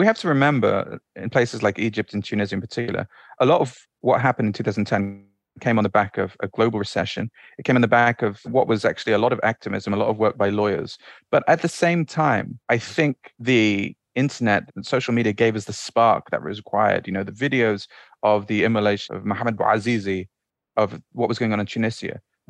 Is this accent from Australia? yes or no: no; Bahrain; also born or lived in Saudi Arabia; I grew up in the Middle East, right? So I grew up in the Gulf. When we were very young, my family moved to Saudi in about 1988, just before the first Gulf War, and moved to Bahrain afterwards.